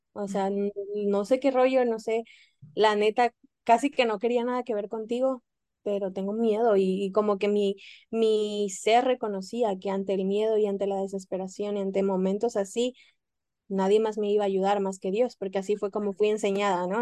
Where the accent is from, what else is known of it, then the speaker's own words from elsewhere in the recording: Mexico; moved away; yo siendo mexicana